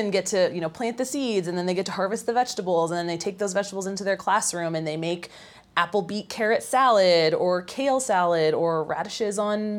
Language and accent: English; Nebraska, United States; born there; I was born in Nebraska, so caramel is the Midwestern way, but I've adopted caramel.